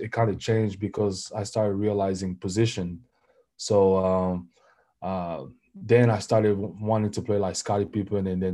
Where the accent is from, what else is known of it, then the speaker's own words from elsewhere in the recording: Cameroon; moved away; growing up in Cameroon, I played football, soccer, my whole life.